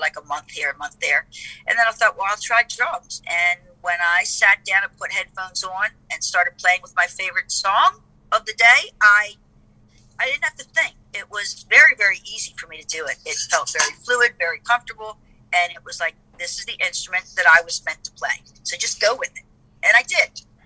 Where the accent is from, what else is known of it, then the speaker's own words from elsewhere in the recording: Baltimore, Maryland, United States; I'm from Baltimore